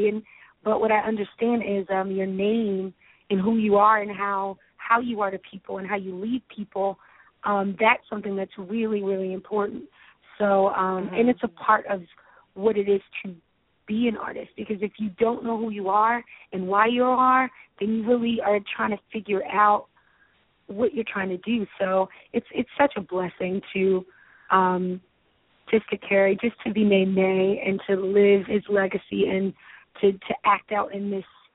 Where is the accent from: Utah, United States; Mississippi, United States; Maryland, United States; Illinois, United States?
Maryland, United States; Baltimore; I grew up in Baltimore, Maryland